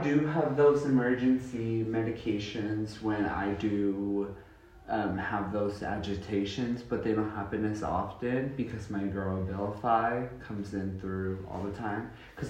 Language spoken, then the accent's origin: English; McGregor, Texas, United States; also born or lived in Waco, Texas; December the 8th, 2002, when I was born, and I am from Waco, Texas, and I grew up in McGregor, Texas, which is not that far from Waco. It's a few minutes away.